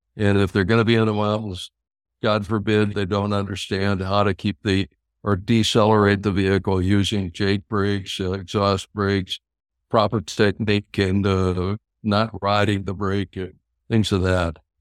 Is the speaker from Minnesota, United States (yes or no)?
yes; Minnesota, United States; I'm from Minnesota